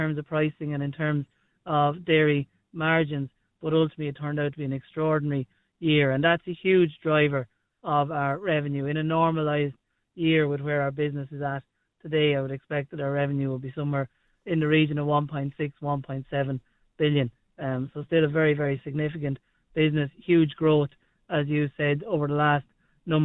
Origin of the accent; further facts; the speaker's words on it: Lusmagh, County Offaly, Ireland; moved away as an adult; also born or lived in United Kingdom / United States; growing up in Lusmah, rural Ireland, very familiar with farming